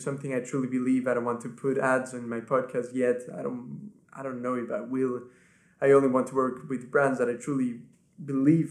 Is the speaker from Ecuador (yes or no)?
yes; Ecuador; first language Spanish; English is a second language; now in England, United Kingdom; my family back home lives in Ecuador. That's where I'm from. My first language is Spanish. That's where I was born and raised